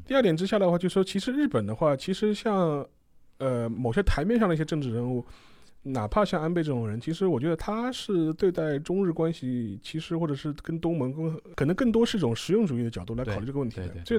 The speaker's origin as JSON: {"language": "Chinese", "country": "China", "said": "我们中国人"}